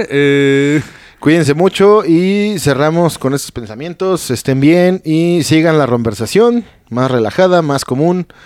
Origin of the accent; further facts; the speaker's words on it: Mexico; Para nosotros mexicanos, güey. Que vayas tú como mexicano, güey, y te cobren dólares